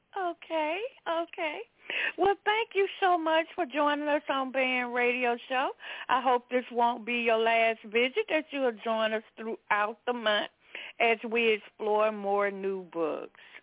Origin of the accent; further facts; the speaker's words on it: the South, United States; I was raised in the South in, in a Pentecostal church